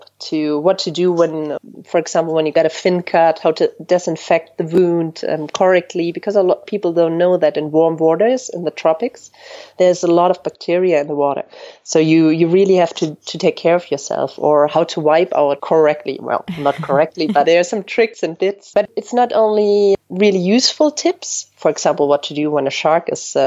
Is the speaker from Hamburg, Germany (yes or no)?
no; Bavaria, Germany; moved away as an adult; now in France; I'm originally from Germany, from a little village in the mountains in the very south of Germany. And I moved to France almost 10 years ago